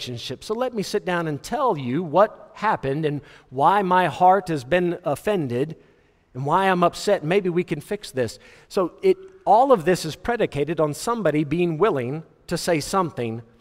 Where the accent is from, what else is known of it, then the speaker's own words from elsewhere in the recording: Fort Worth, Texas, United States; Where I grew up in Fort Worth, we had something called the Log Cabin Village.